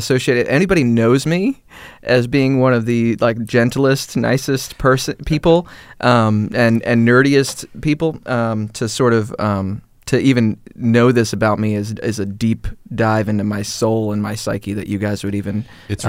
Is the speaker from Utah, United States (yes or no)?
no; Hawaii, United States; also born or lived in Massachusetts / New York; now in Atlanta, United States; I moved around. We lived in Massachusetts for a while. Lived in Hawaii for a while. I grew up in Hawaii for a good majority of my formative years, and then New York for college, and now I'm here in Atlanta.